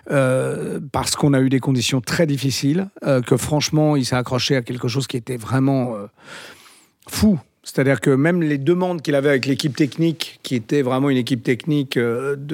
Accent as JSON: {"language": "French", "region": "Galicia", "country": "Spain", "said": "D'ailleurs, c'est un film que j'aurais adoré faire parce que ça s'est tourné chez moi en Galice et tout ça"}